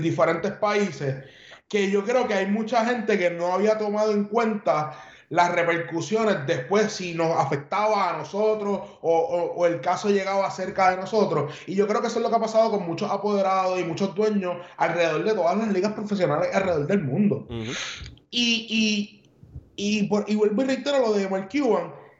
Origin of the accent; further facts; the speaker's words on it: San Juan, Puerto Rico; now in United States; soy de San Juan y soy cangrejero hasta la muerte